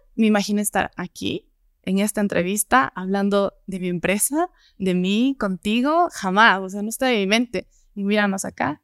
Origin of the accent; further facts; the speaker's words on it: Gualaquiza, Morona Santiago, Ecuador; now in Quito, Ecuador; Yo vengo de Morona, Santiago, de la Amazonía, de Gualaquiza, de un pueblo chiquitito cerca de Loja